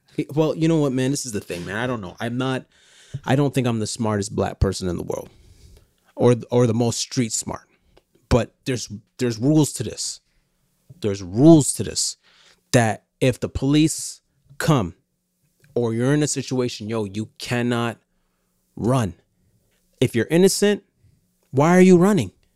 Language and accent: English; Canada; as a Canadian